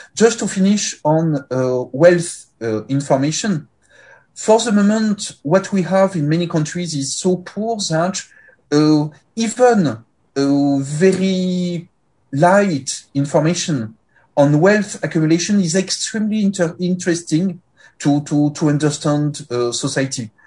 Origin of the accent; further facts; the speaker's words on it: Paris, Île-de-France, France; accent: French; English is a second language; moved away as an adult; now in Luxembourg; Currently I live and work in Luxembourg, but I'm primarily French. Uh, you detect this with my accent, uh, of course, and of uh, of uh, Paris